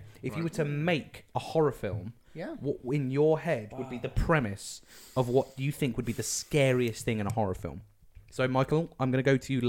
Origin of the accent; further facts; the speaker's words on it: the South East, South East England, United Kingdom; I'm from the southeast.